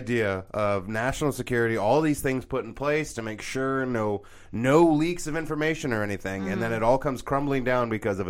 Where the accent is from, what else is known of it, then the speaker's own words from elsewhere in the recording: United States; As an American